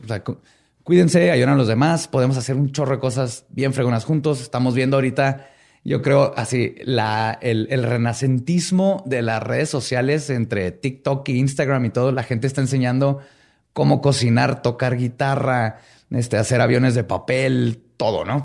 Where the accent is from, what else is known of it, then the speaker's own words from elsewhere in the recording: Mexico; somos mexicanos y somos chingones